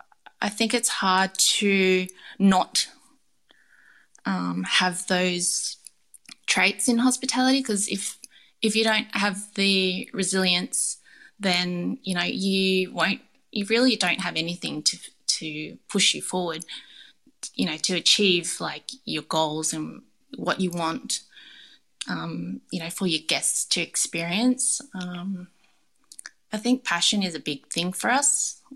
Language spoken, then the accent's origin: English; Canberra, Australian Capital Territory, Australia; Eddie Crescent was where the street I grew up on in Canberra when me and Vin first met.